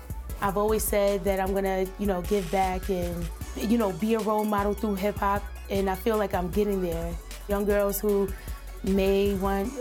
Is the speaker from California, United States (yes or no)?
no; New York City, New York, United States; moved away; also born or lived in Germany / Syracuse, New York; growing up in Brooklyn and Coney Island really shaped who I was early on